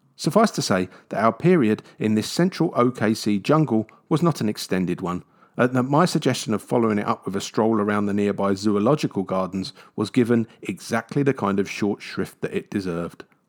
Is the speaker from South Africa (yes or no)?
no; London, United Kingdom; I grew up in London